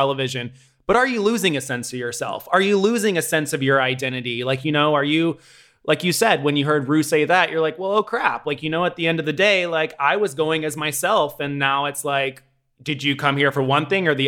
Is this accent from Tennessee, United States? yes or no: yes; Tennessee, United States; moved away; I grew up in Tennessee